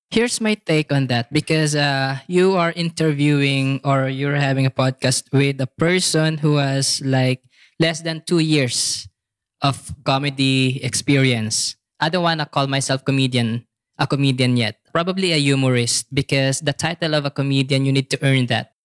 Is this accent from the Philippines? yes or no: yes; Philippines; moved away as an adult; now in Bangkok, Thailand; as a Filipino